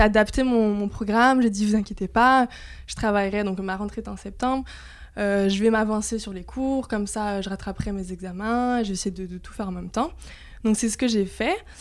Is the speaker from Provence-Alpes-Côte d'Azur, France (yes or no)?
no; Corsica, France; je suis corse